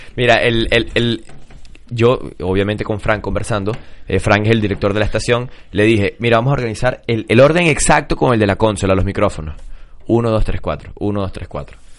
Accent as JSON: {"language": "Spanish", "country": "Venezuela", "said": "somos venezolanos"}